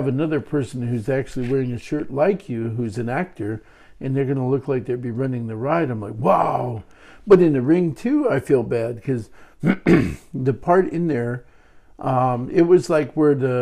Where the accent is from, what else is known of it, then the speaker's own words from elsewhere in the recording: Hoonah, Alaska, United States; my friends that I grew up with in Hoonah